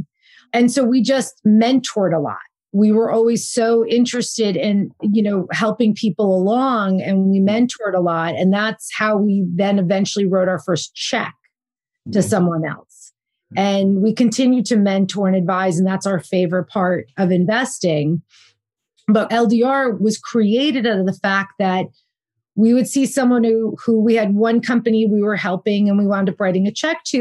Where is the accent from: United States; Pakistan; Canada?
United States; New Jersey; moved away as an adult; also born or lived in Bergen County, New Jersey / Red Bank, New Jersey / Boston / New York City; now in California, United States; Jersey girl, born and raised in New Jersey